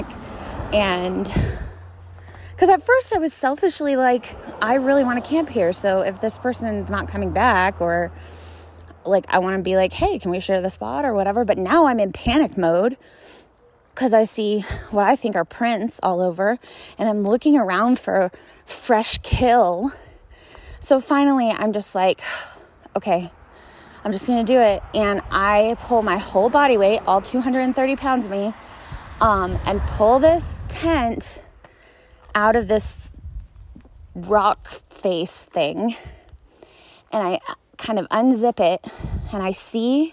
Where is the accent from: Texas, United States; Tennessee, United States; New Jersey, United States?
Texas, United States; Dallas; I'm from Dallas